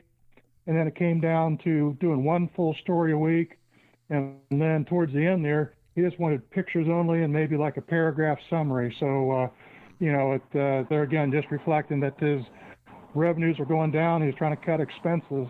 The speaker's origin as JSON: {"language": "English", "town": "Lewisburg", "region": "Ohio", "country": "United States", "tie": "born or raised there", "said": "I originally come from Lewisburg there. I'm an alum of Tri-County North"}